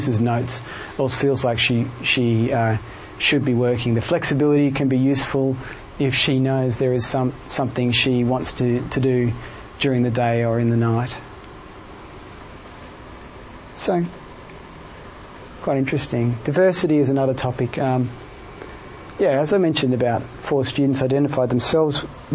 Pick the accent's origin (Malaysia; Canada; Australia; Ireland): Australia; Melbourne, Victoria; moved away as an adult; now in Cambridge, United Kingdom; I'm from Melbourne